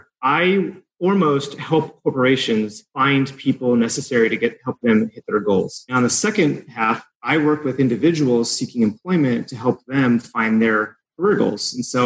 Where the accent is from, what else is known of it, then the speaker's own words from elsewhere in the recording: Illinois, United States; moved away as an adult; now in California, United States; My dad moved me around the country, but my formative years in high school, I grew up outside of Chicago. So yeah, I was there after high school.